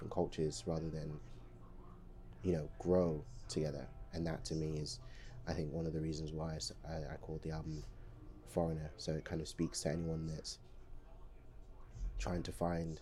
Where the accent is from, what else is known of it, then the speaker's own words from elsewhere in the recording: London, United Kingdom; also born or lived in Democratic Republic of the Congo; most of what I remember growing up has been the UK, has been London.